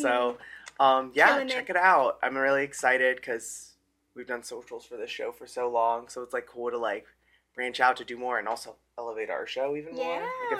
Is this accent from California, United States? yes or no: no; Pennsylvania, United States